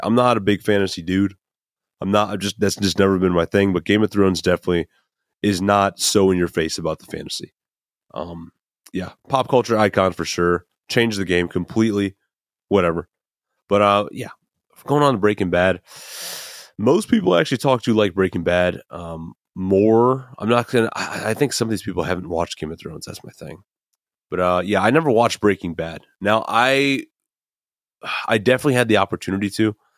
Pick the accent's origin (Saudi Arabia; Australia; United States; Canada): United States; Midwest; I'm from the Midwest.